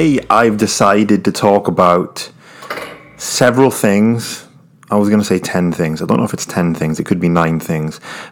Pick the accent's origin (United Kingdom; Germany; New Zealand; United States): United Kingdom; I'm British